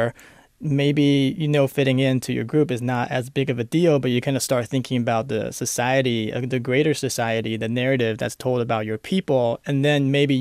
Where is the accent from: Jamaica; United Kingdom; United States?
United States; Los Angeles, California; English is a second language; In LA, where I grew up, in San Fernando Valley